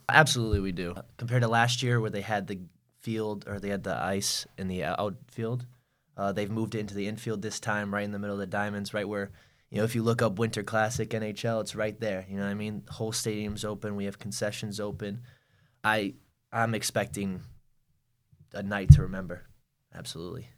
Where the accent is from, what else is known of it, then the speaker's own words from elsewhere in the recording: Connecticut, United States; moved away as an adult; now in North Carolina, United States; I'm from Connecticut. I'm not from North Carolina. My dad used to build a rink outside every winter.